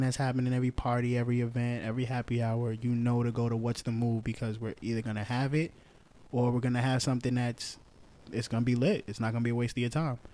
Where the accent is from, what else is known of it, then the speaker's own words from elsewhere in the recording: New York City, New York, United States; Bronx, born and raised